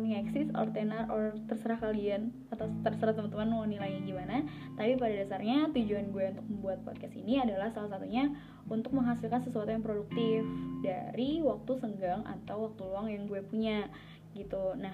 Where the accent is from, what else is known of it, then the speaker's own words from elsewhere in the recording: Jakarta, Indonesia; also born or lived in Bekasi; now in Surakarta, Indonesia; gue lahir dan besarnya di Jakarta. Sekolah dari SD, SMP, SMK, itu juga di Jakarta kemudian uh, satu tahun setelah lulus SMK gue kuliah di Solo